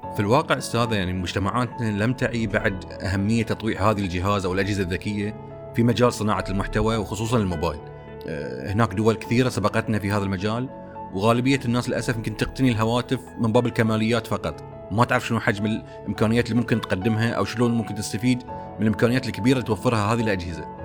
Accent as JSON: {"language": "Arabic", "country": "Bahrain", "said": "عندنا في البحرين"}